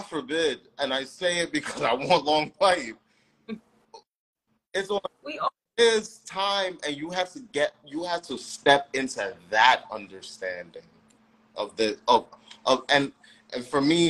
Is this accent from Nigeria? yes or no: yes; Nigeria; I'm Nigerian